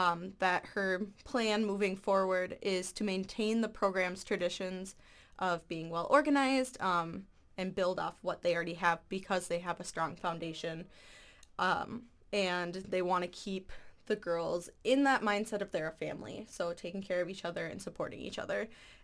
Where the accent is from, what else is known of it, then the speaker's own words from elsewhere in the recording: Eau Claire, Wisconsin, United States; So I'm from Eau Claire, Wisconsin, just right over the state border there, and I'm a journalism major here, and I'm a sophomore.